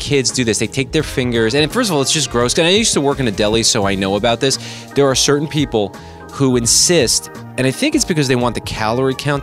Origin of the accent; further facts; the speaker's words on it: the New York area, United States; I'm from the New York area